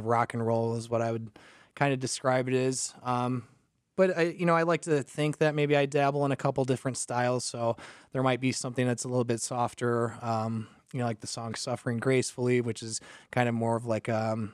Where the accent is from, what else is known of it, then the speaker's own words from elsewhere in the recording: DeKalb, Illinois, United States; also born or lived in San Diego; I was born and raised in DeKalb